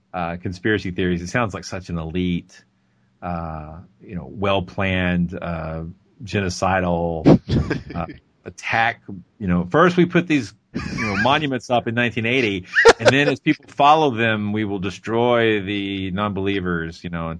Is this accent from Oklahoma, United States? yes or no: no; Georgia, United States; I'm from Georgia, and my hometown is a thriving metropolis by comparison.